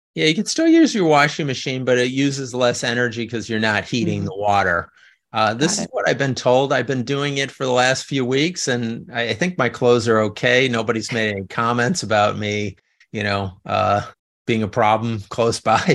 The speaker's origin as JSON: {"language": "English", "town": "Chicago", "region": "Illinois", "country": "United States", "tie": "born or raised there", "also_born_or_lived": "New Orleans / Los Angeles", "moved": "as an adult", "lives_now": "California, United States", "said": "when I was growing up in the South Side"}